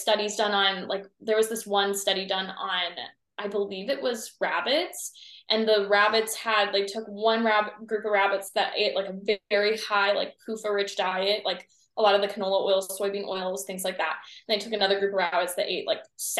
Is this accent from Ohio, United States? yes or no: yes; Ohio, United States; I'm from the Midwest. So I'm from Ohio